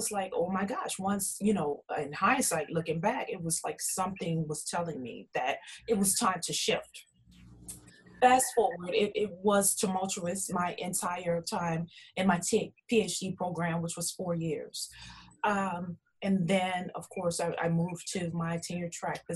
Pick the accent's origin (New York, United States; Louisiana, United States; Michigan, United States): Louisiana, United States; New Orleans; I'm originally from New Orleans, Louisiana